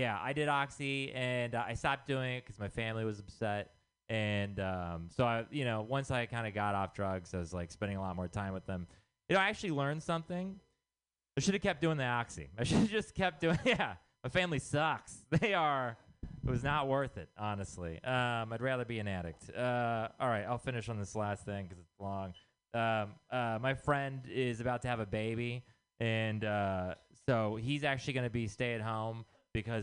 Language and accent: English; Texas, United States; moved away; I'm from Texas